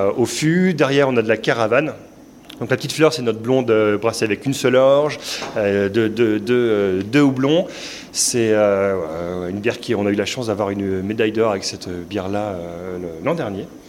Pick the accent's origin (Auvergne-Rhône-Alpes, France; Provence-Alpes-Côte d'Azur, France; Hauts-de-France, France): Hauts-de-France, France; Lille; moved away as an adult; now in Carvin, France; nous, on n'est pas de Carvin, sinon on, on vient de Lille